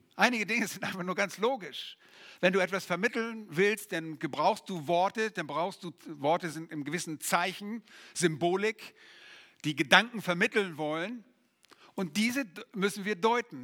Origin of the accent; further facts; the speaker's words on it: Germany; bei uns in Deutschland